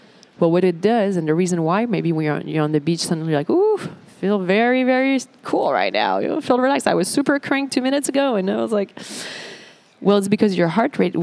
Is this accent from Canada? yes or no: yes; Montreal, Quebec, Canada; I'm from Montreal, so the beach is a big thing for us.